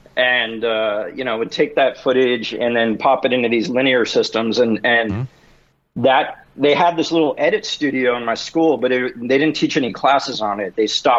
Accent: New York, United States; Yeah, so I grew up in New York.

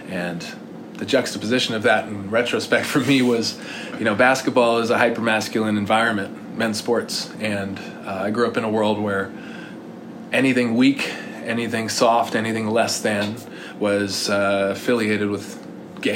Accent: Bellevue, Washington, United States; also born or lived in Indianapolis, Indiana; I grew up in Bellevue, Washington, by way of Indianapolis, Indiana.

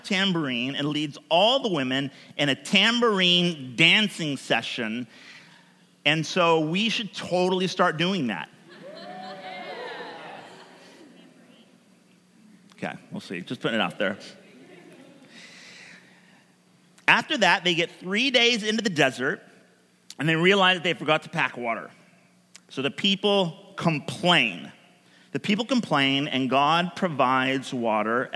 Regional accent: United States; also born or lived in Portland; we grew up in America

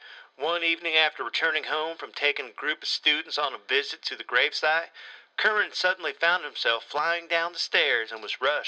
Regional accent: Ireland; accent: American; I'm an Irishman with a Yankee accent.

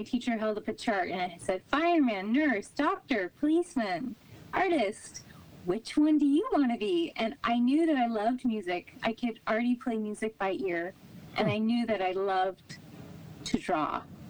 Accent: New Canaan, Connecticut, United States; I didn't realize how lucky I was until the last few years when I started reflecting on my childhood

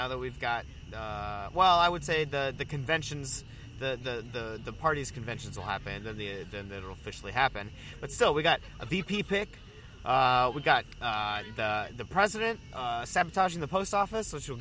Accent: the South, United States; now in Chicago, United States; I'm from the South

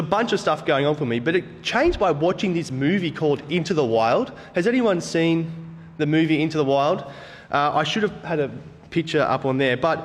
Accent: Central Coast, New South Wales, Australia; now in Botany, Australia; I grew up on the Central Coast

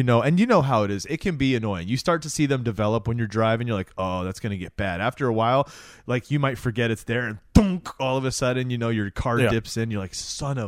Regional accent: Florida, United States; when I was a kid growing up in Florida

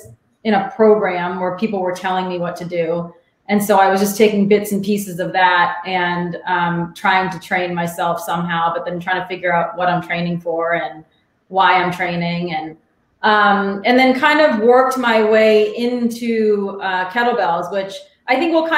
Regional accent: Alexandria, Virginia, United States; also born or lived in Arlington, Virginia; I grew up in Alexandria, which is a suburb of DC. So I've been here my whole life.

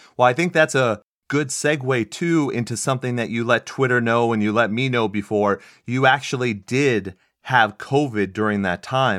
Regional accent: Texas, United States; I grew up in Texas, you know, I moved all over the world, but there's something about Arizona, man.

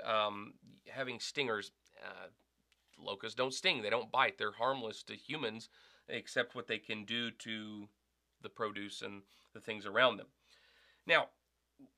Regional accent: the South, United States; moved away as an adult; also born or lived in Arkansas; now in Wisconsin, United States; I grew up in the South

